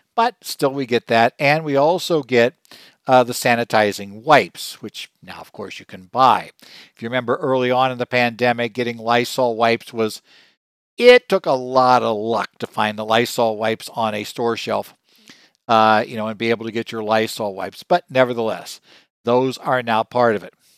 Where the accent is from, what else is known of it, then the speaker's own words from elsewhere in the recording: Arizona, United States; my home state of Arizona